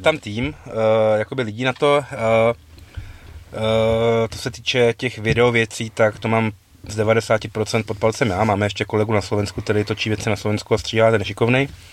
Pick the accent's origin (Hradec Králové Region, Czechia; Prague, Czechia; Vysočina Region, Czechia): Prague, Czechia; my jsme oba z Prahy